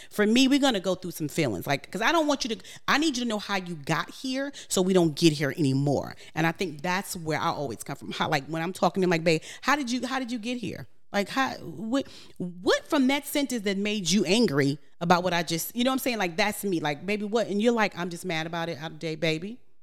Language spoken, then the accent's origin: English; New York, United States; moved away; I'm from New York